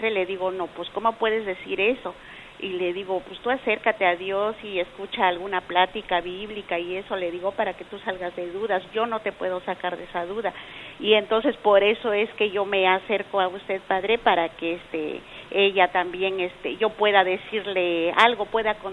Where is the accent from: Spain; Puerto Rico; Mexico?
Mexico; soy mexicana.